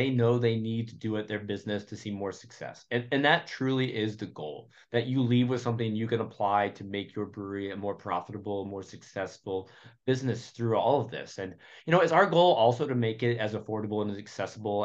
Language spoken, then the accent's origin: English; Norfolk, Virginia, United States; my hometown of Norfolk, Virginia